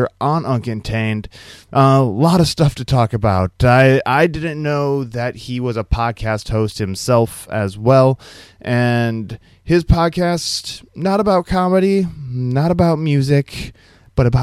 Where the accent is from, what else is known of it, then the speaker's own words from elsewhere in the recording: Iowa, United States; I'm from Iowa.